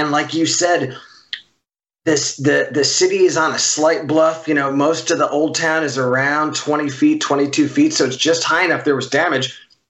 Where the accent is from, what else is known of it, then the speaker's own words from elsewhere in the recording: New York, United States; now in Los Angeles, United States; I grew up in New York. I live in L.A.